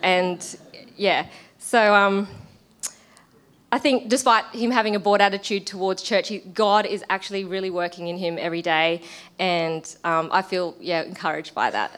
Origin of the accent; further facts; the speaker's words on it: Australia; I'm Australian and my husband is Kiwi